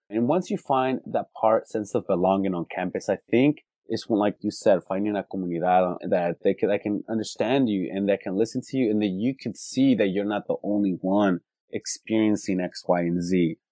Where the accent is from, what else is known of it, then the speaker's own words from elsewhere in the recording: California, United States; Born and raised in California